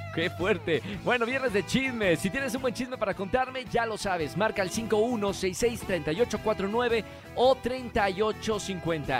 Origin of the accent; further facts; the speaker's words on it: Mexico; nosotros como mexicanos